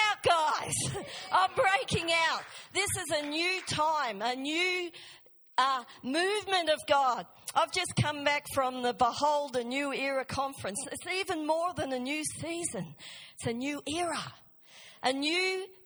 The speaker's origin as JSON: {"language": "English", "country": "Australia", "tie": "born or raised there", "moved": "yes", "said": "I grew up in Australia, I know the ways of Australia"}